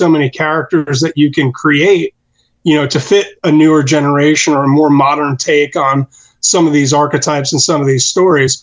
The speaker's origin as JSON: {"language": "English", "town": "Passaic", "region": "New Jersey", "country": "United States", "also_born_or_lived": "North Carolina", "moved": "yes", "lives_now": "Charlotte, United States", "said": "I am from Passaic, New Jersey, originally"}